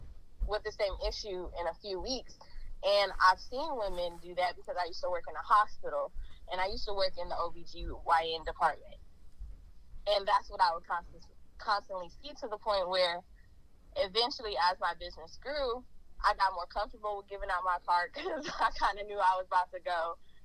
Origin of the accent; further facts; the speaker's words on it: Portland, Oregon, United States; I'm originally from Portland, Oregon. I have moved around because I just can't stay in one place